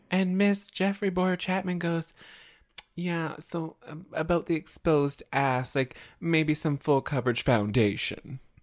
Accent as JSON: {"language": "English", "country": "Canada", "said": "as a Canadian"}